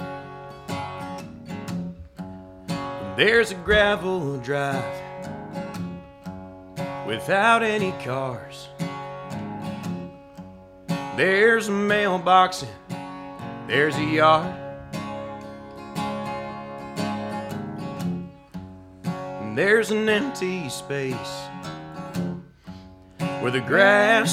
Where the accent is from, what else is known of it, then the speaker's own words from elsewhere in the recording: Polk City, Florida, United States; also born or lived in Norway; the trailer park I grew up in Polk City, Florida